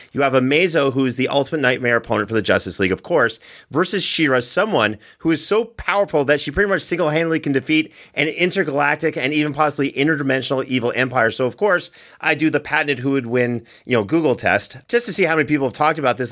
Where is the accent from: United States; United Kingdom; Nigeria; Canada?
Canada; I'm Canadian